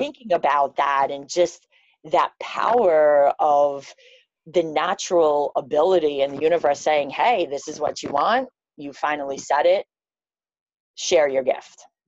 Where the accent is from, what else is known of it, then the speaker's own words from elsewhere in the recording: New York City, New York, United States; I'm from Queens, New York